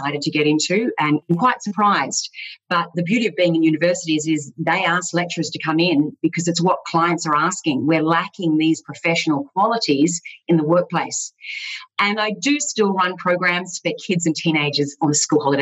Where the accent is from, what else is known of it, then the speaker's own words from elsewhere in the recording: Gold Coast, Queensland, Australia; also born or lived in Melbourne; I was born in Melbourne, but moved to the gorgeous Gold Coast at a very young age and basically grew up there